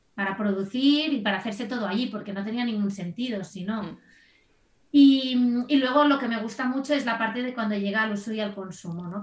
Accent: Barcelona, Catalonia, Spain; soy de Barcelona

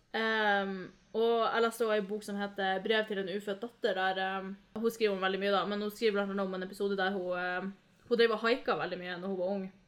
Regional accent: Norway; jeg vokste opp her i Norge

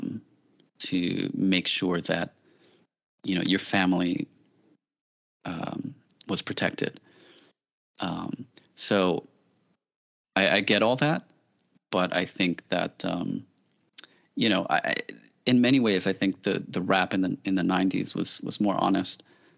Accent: New York City, New York, United States; I grew up in the Bronx

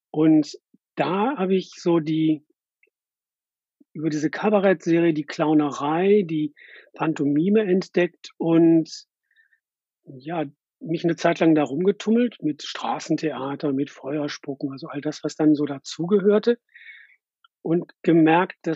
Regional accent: Essen, North Rhine-Westphalia, Germany; now in Hamburg, Germany; Ich bin im Ruhrgebiet in Essen geboren

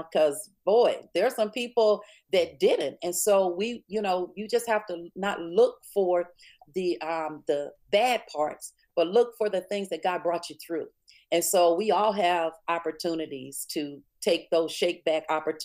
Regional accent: Springhill, Louisiana, United States; growing up in Spring Hill, Louisiana

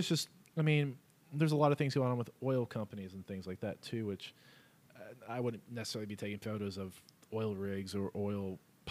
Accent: Leander, Texas, United States; also born or lived in Dallas, Texas; I was born in Dallas, raised in Leander

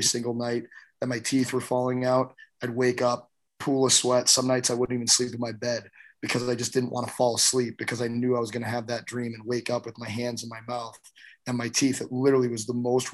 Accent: St. Louis, Missouri, United States; I grew up in St. Louis at a time where teams wouldn't even come play us.

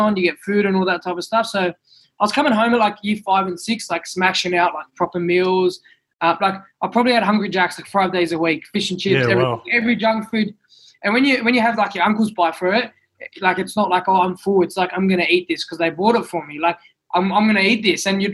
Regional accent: Sydney, New South Wales, Australia; also born or lived in Goulburn; I was actually born in Goulburn. So I was born in Goulburn Hospital. And then I moved to Western Sydney. So I'll name it Bonnerig

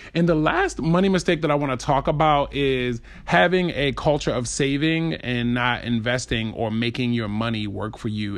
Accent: Baltimore, Maryland, United States; I grew up in Baltimore

